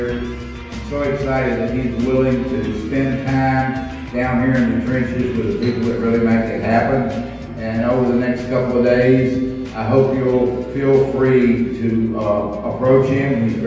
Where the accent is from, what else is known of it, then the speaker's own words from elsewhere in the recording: New York, United States; because I'm originally from New York, and I had the opportunity when I was the motor vehicle commissioner there